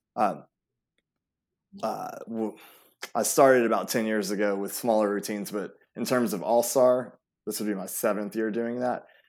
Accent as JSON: {"language": "English", "town": "Atlanta", "region": "Georgia", "country": "United States", "tie": "born or raised there", "also_born_or_lived": "Europe / Greece", "said": "we moved here when I was about three, and from then on, pretty much have just been an Atlanta native"}